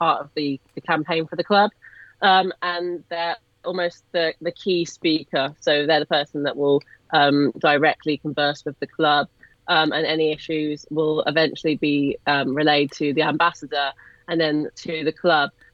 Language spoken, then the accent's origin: English; Cotswolds, South West England, United Kingdom; Obviously I don't come from Birmingham, as everyone can tell by my accent. I come from deep Cotswolds